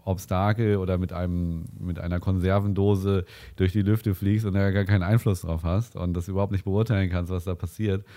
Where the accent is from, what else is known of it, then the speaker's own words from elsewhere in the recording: Winsen, Lower Saxony, Germany; meine Heimatort Stöckte